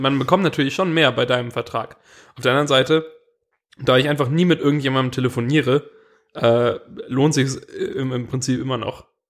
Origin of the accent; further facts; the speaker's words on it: Swabia, Germany; als Schwabe